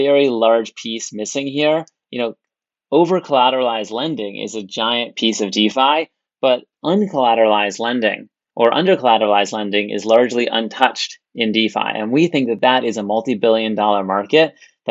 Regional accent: California, United States; I was born in California, went to Stanford to study computer science

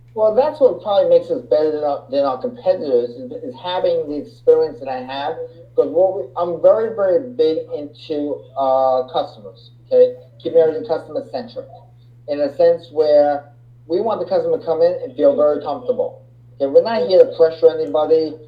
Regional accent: Long Island, New York, United States; I'm from Long Island, New York

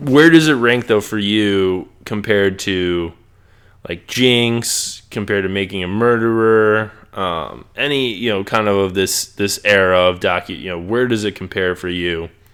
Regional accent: Chicago, Illinois, United States; me growing up in Chi

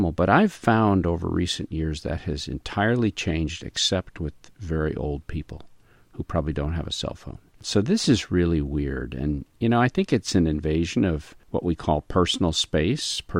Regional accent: the South, United States; I'm from the South and we don't knock

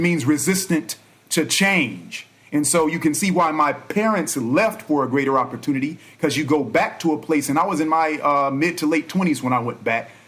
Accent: Los Angeles, California, United States; also born or lived in Inglewood / Inland Empire; reared by both Los Angeles and the IE

